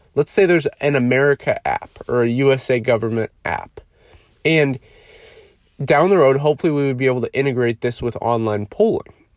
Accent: United States

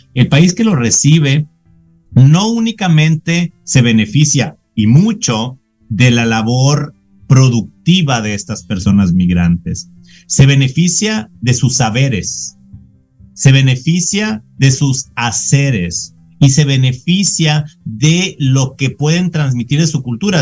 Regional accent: Sonora, Mexico; moved away as an adult; also born or lived in Arizona; now in Tucson, United States; yo estoy ahora en Arizona y yo soy originario de Sonora

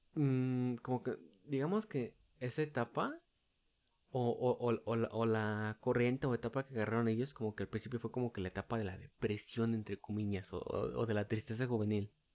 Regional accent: State of Mexico, Mexico; yo soy alguien del Estado de México

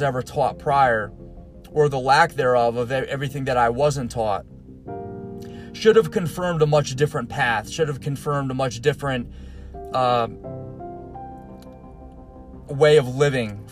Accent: Stratford, Connecticut, United States; grew up in Stratford, Connecticut

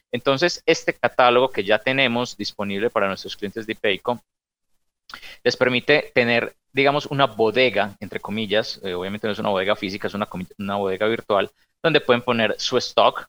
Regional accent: Medellín, Antioquia, Colombia; nosotros somos de Medellín

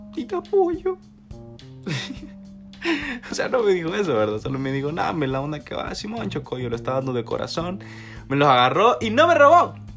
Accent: El Salvador; como salvadoreños

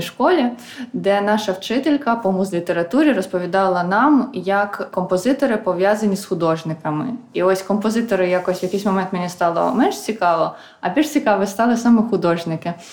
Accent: Khmelnytskyi, Khmelnytskyi Oblast, Ukraine; moved away as an adult; now in Kyiv, Ukraine; я сама з Хмельницького

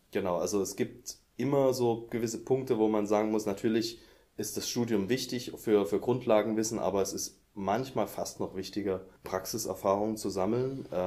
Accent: Saxony, Germany; now in Leipzig, Germany; Ähm, ich komme aus der Nähe von Dresden.

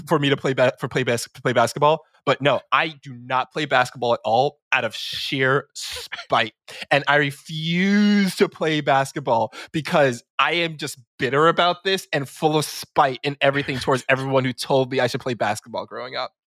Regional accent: New York City, New York, United States; I grew up in New York City. Um, all my life grew up in New York City, so, yeah, born and raised

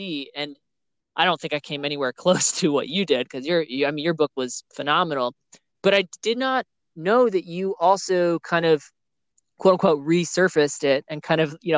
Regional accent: New Jersey, United States; New Jersey, because that's, my hometown.

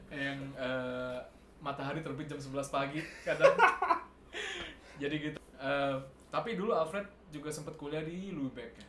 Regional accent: South Tangerang, Banten, Indonesia; moved away; also born or lived in Bandung; gue kan dari Tangerang Selatan ini kan berasa kota juga

